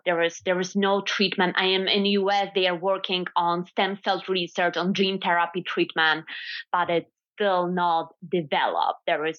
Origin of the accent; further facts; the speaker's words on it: western Poland, Poland; English is a second language; moved away as an adult; also born or lived in Louisiana / Laski, Poland; now in New York, United States; I was born in Poland, in the western part of Poland.